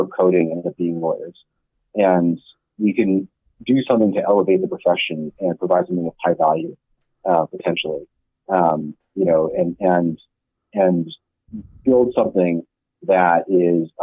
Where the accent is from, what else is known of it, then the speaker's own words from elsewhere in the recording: Silicon Valley, California, United States; I grew up in Silicon Valley